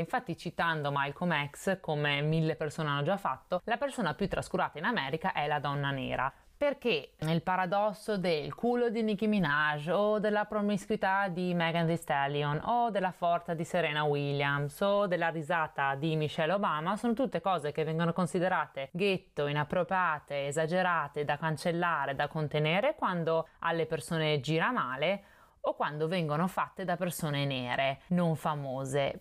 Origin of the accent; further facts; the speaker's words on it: Veneto, Italy; io sono veneta